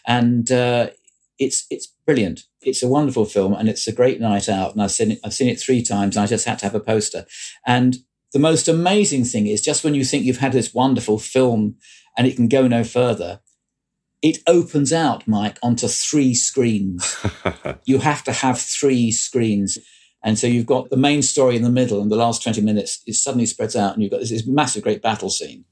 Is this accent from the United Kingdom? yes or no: yes; Croydon, London, United Kingdom; I come from South Croydon